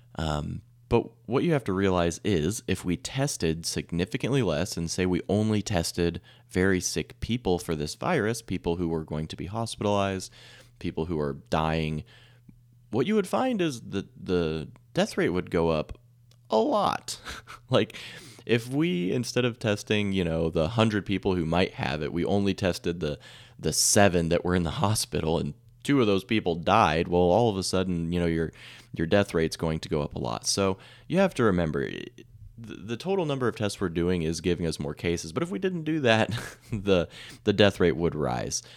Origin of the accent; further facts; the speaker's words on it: Salina, Kansas, United States; I'm from Camp Midwest, uh, the Midwest, Salina specifically